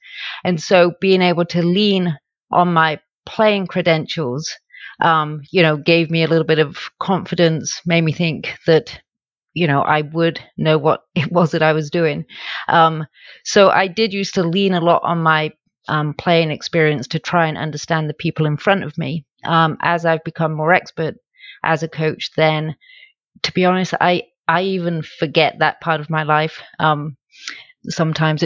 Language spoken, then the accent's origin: English; United Kingdom; moved away as an adult; also born or lived in Dallas, Texas; now in Madison, United States; So I now live in Madison, Wisconsin. As you can tell from my accent, that's not where I'm originally from. I'm originally from the UK